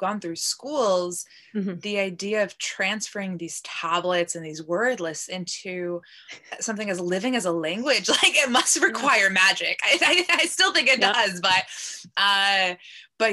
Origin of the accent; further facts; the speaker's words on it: United States; first language Polish; I'm Polish American. I grew up speaking both Polish and English at home